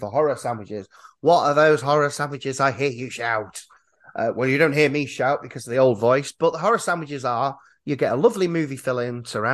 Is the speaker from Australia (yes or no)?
no; Yorkshire and the Humber, United Kingdom; I feel as a Yorkshireman